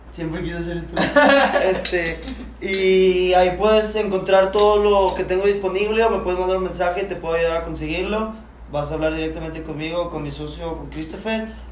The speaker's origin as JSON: {"language": "Spanish", "town": "Cancún", "region": "Quintana Roo", "country": "Mexico", "said": "Yo soy de Cancún"}